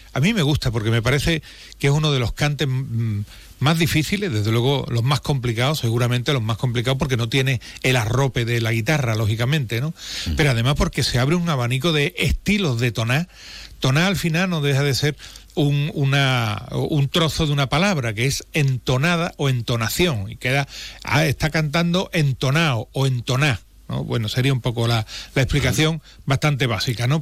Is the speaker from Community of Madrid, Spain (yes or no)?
no; Jerez de la Frontera, Andalusia, Spain; en Jerez, como nacemos sabiendo